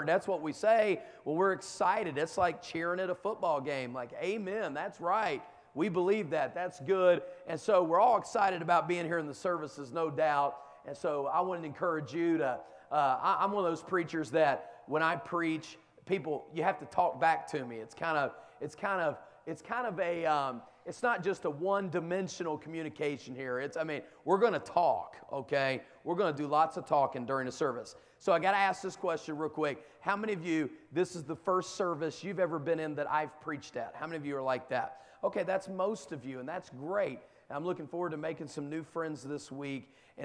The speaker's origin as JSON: {"language": "English", "region": "the South", "country": "United States", "said": "where I come from, down in the South"}